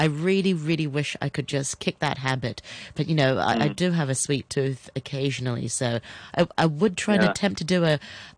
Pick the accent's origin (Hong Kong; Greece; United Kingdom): Hong Kong; growing up in Hong Kong